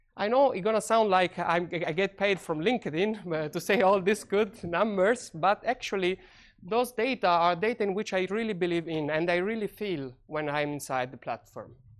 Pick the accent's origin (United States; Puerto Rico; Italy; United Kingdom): Italy; moved away; I come from Italy